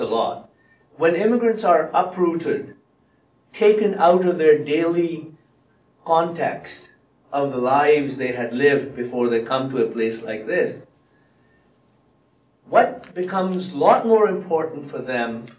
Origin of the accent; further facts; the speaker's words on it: Punjab, India; first language Punjabi; English is a second language; also born or lived in England; now in Canada; I was born and raised in India in a Sikh family